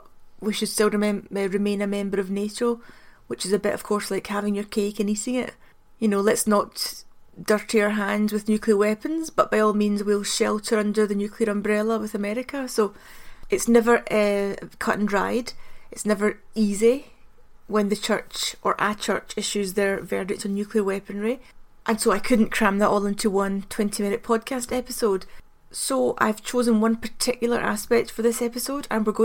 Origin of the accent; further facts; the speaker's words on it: Glasgow, Scotland, United Kingdom; I'm from Glasgow, and often growing up in Glasgow it seems as though there's only the Catholic and the Protestant.